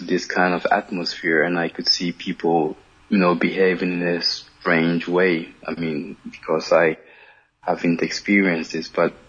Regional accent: Cyprus; I think when I was young and growing up in Cyprus, I used to hear a lot of stories about it and so on.

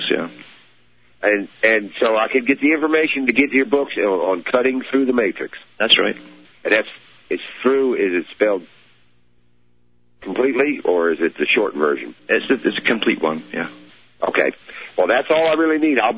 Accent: United States; I'm American, so, you know, but uh, my family's from Scotland. And uh, yeah, several of the old people, when I was a kid, they still spoke Gaelic.

